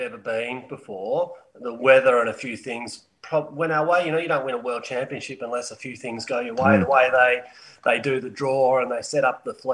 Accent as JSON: {"language": "English", "town": "Melbourne", "region": "Victoria", "country": "Australia", "tie": "born or raised there", "also_born_or_lived": "McCrae, Victoria", "moved": "as an adult", "lives_now": "Perth, Australia", "said": "I grew up in Melbourne"}